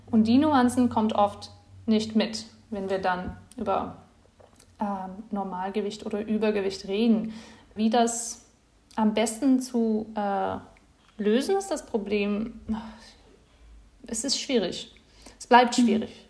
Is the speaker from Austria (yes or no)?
no; Netherlands; German is a second language; now in Leipzig, Germany; bin ich äh, nach Leipzig gezogen bin, äh, aus den Niederlanden, das ist ja nicht so spezifisch